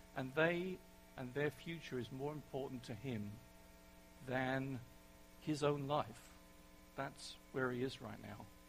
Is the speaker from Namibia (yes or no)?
no; England, United Kingdom; accent: English; moved away; my English accent